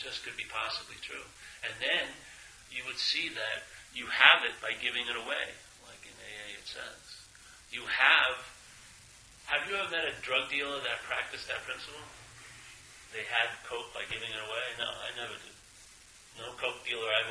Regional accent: New York, United States; I'm from New York

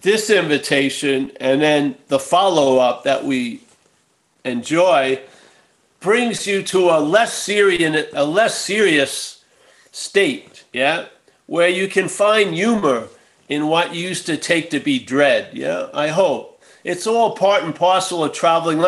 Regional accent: New York, United States; when I growing up in New York

